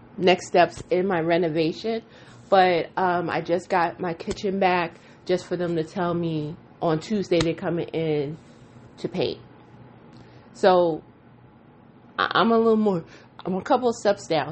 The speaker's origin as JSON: {"language": "English", "region": "New York", "country": "United States", "said": "I am a New Yorker"}